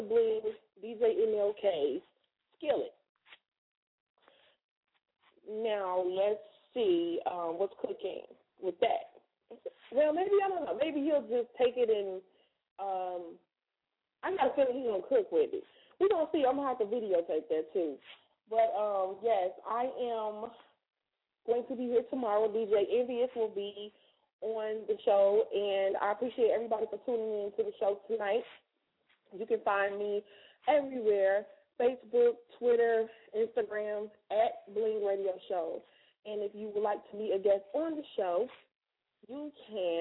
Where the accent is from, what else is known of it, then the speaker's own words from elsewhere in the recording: Chicago, Illinois, United States; now in Atlanta, United States; I'm from Chicago